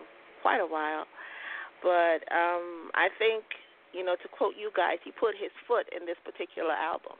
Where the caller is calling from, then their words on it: Trinidad & Tobago; I'm calling from Trinidad and Tobago.